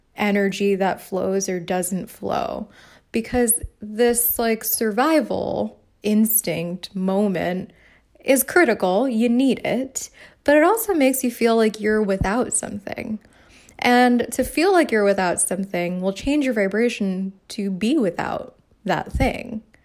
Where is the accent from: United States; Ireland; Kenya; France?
United States; New York City, New York; I'm from the Bronx